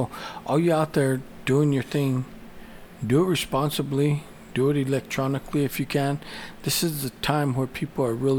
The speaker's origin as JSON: {"language": "English", "region": "New Mexico", "country": "United States", "tie": "born or raised there", "moved": "yes"}